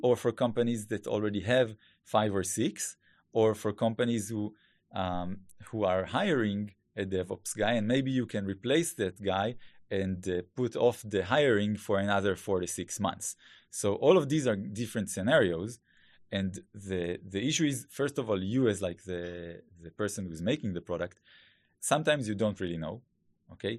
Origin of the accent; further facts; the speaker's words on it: Israel; accent: Hebrew; English is a second language; please excuse my Hebrew accent